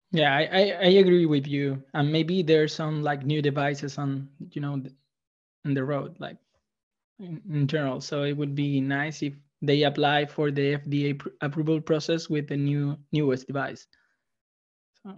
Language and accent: English; Chile; I'm from Chile